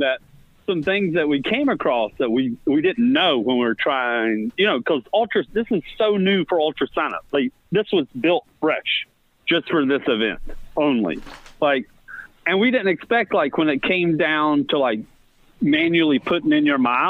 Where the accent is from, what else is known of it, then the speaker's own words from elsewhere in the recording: Virginia, United States; growing up in Virginia